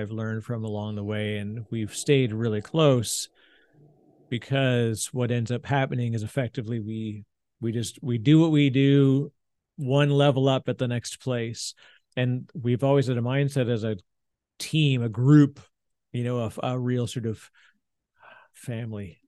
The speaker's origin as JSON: {"language": "English", "country": "Canada", "moved": "yes", "lives_now": "New Jersey, United States", "said": "I'm the Canadian in Jersey, in New Jersey"}